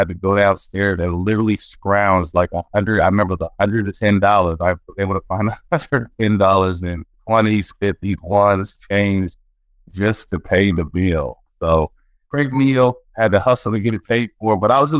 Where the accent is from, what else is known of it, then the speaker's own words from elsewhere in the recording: California, United States; Well, yeah, you know I'm from Northern California, actually born right next to the Bay Area.